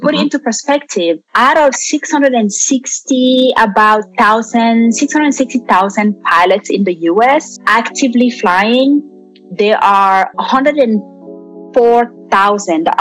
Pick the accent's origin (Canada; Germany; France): France; also born or lived in Guinea; now in Atlanta, United States; I am originally from Guinea, West Africa. So both of my parents are Guinean. I was raised in France. And now I live here in Atlanta, in the United States.